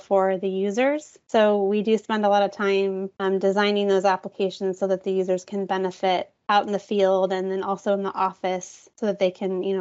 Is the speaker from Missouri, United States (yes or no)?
no; Garden Valley, California, United States; moved away as an adult; also born or lived in Oregon; now in San Diego, United States; I grew up near Lake Tahoe in Northern California